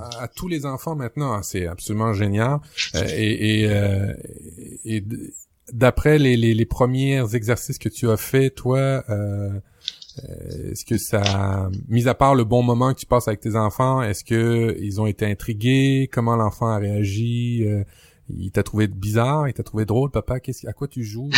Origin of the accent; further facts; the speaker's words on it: Quebec, Canada; chez nous au Québec